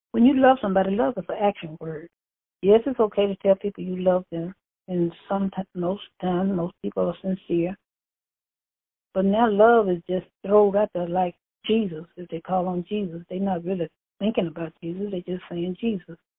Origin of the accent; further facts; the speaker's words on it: Bastrop, Louisiana, United States; I'm from Bastrop, Louisiana